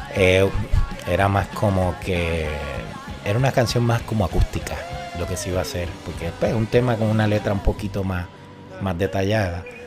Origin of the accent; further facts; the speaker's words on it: Moca, Puerto Rico; mi pueblo natal, que es Princesita Pan de Moca